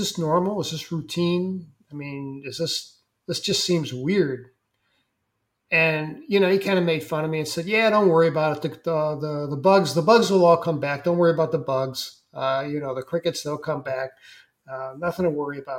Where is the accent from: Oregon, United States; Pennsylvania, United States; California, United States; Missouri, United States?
Missouri, United States; St. Louis; moved away as an adult; also born or lived in Vermont; I was from St. Louis, Missouri. We were both city kids